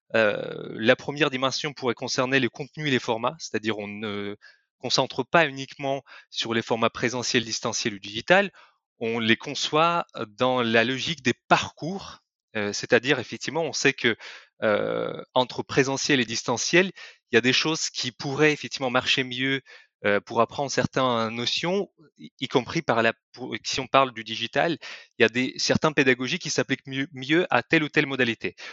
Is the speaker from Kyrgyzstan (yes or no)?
yes; Kyrgyzstan; French is a second language; moved away as an adult; also born or lived in Lyon, France; now in France; je ne suis pas français à la base je viens euh, d'un pays de l'Asie centrale qui s'appelle le Kyrgyzstan et je suis venu en France il y a huit ans